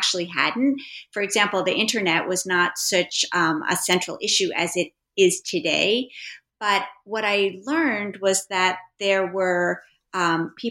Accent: New York City, New York, United States; I am a native New Yorker. I grew up on the Upper West Side

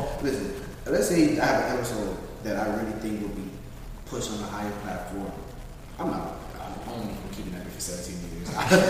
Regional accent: Palm Beach County, Florida, United States; We're from Palm Beach County. We're Haitian.

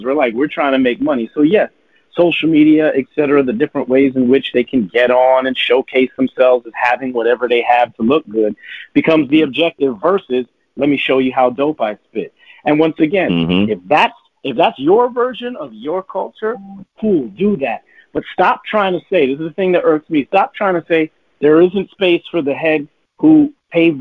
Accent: Toronto, Ontario, Canada; we're from Toronto, but it's also in Canada.

